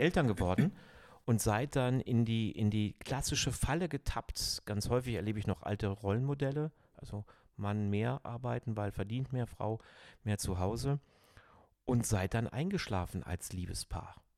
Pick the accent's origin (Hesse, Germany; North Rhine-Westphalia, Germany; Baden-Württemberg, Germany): North Rhine-Westphalia, Germany; Cologne; ich bin Rheinländer, Kölner, ich bin Halbägypter